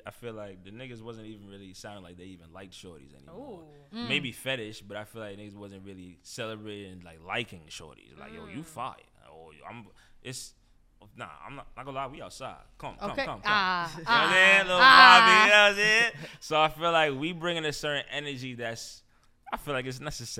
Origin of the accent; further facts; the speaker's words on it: New York City, New York, United States; I'm from New York